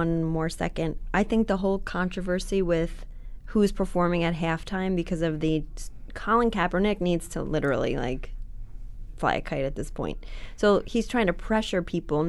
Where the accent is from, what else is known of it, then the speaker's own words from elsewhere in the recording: New York, United States; being a New Yorker